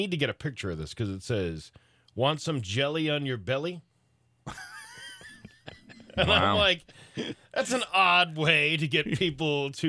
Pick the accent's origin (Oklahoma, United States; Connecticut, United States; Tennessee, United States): Connecticut, United States; New Haven; Well, I don't know. I'm from New Haven.